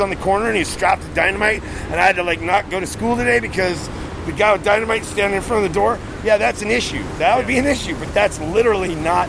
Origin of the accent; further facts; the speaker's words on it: Arizona, United States; also born or lived in Hawaii; And I came here from Arizona. Well, I went through Hawaii, which was weird, but 3 years in Hawaii